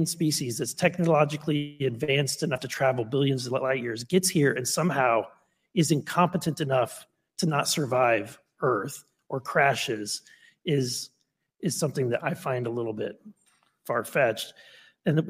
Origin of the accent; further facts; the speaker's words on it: Missouri, United States; I'm from Missouri.